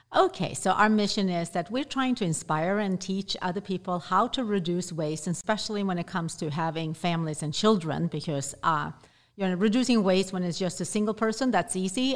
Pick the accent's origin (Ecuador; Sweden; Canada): Sweden; moved away; I grew up in Sweden